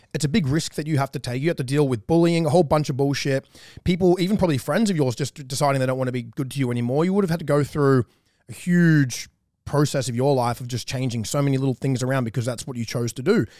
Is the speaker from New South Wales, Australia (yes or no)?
yes; about an hour from Newcastle, New South Wales, Australia; we are from the same, pretty much the same hometown. I grew up about an hour away from her, but we've both lived in the same town of Newcastle